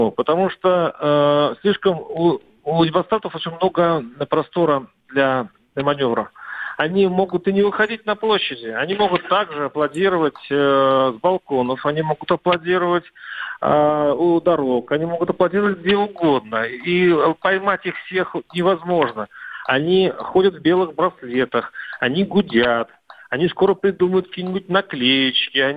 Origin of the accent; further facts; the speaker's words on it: Russia; когда люди э, на площади узнают, что мы из России